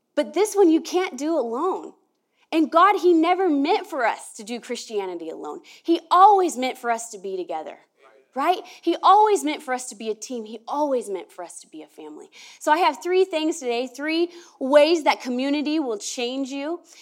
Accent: Merced, California, United States; now in Oregon, United States; I was born in, in Merced, California.

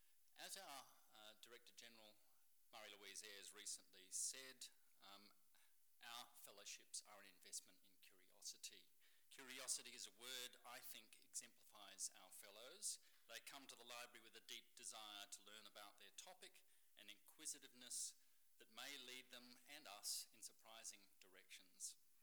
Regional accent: South Australia, Australia; moved away; I'm from South Australia originally, so we dance there.

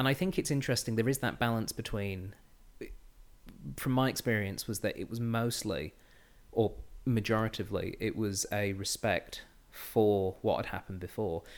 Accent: England, United Kingdom; now in Australia; as you might be able to tell, I'm from England, uh, with this, this voice of mine.

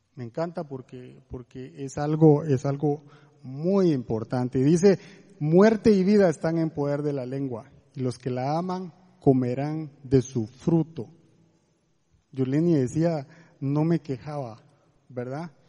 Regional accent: Guatemala; moved away as an adult; now in Costa Rica; somos de Guatemala, tenemos cinco años de estar en Costa Rica

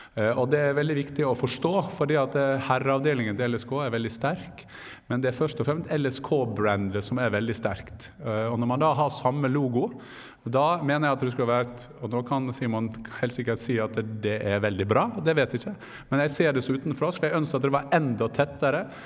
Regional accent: Gursken, Møre og Romsdal, Norway; moved away; Der jeg kommer fra, Gursken

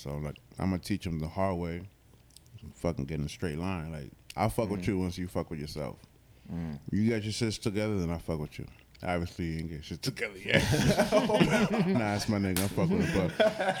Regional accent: Florida, United States; Let's clear it up real quick. I come from Florida.

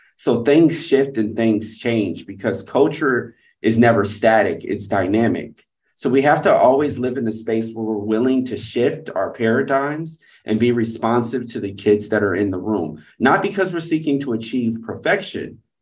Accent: Atlanta, Georgia, United States; moved away as an adult; also born or lived in Providence / London; now in Singapore; I was going back to my hometown in Atlanta, Georgia to teach

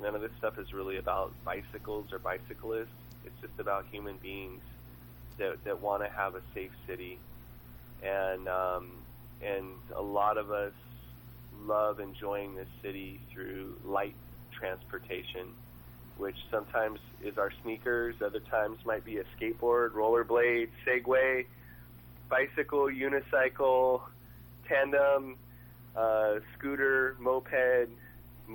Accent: Long Beach, California, United States; I grew up in Long Beach

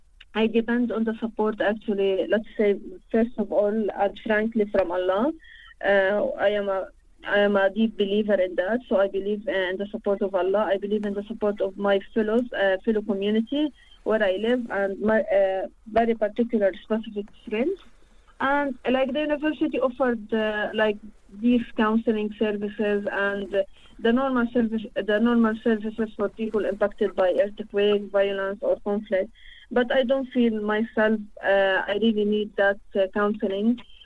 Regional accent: Al-Bassa, Palestine; English is a second language; moved away; Actually, I am not from Gaza, not from West Bank. I am from a village called Al-Bassa. Al-Bassa, it's in the north of Palestine, on the borders between occupied Palestine and Lebanon.

